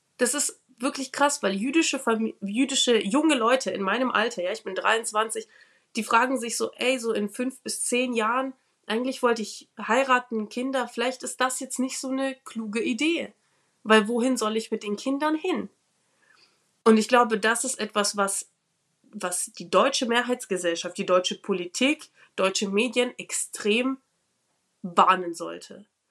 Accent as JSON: {"language": "German", "country": "Ukraine", "tie": "born or raised there", "moved": "yes", "lives_now": "Nuremberg, Germany", "said": "ich bin in der Ukraine geboren"}